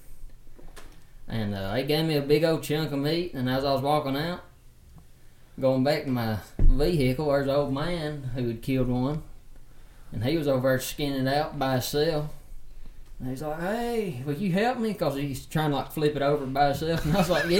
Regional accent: Bremen, Georgia, United States; also born or lived in Tennessee / Atlanta / Montana; I was raised in Bremen. So I guess I moved here probably when I was like 4 years old

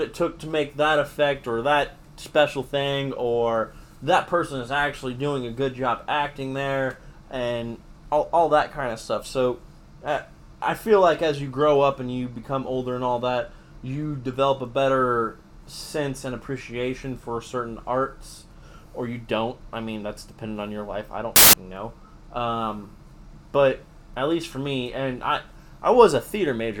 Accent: Broken Arrow, Oklahoma, United States; I grew up in Broken Arrow, went to Broken Arrow Public Schools.

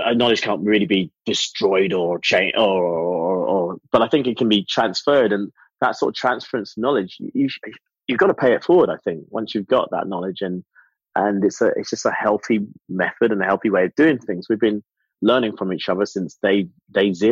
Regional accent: England, United Kingdom; moved away as an adult; also born or lived in Porto, Portugal / North London; now in Geneva, Switzerland; I was living in England, born in England, raised in England, with Jamaican citizenship and Jamaican parents, Swiss permanent residency here.

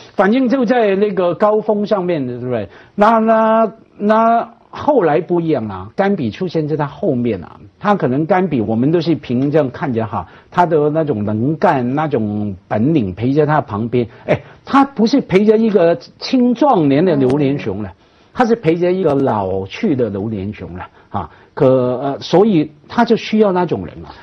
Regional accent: Hong Kong; 我们香港人

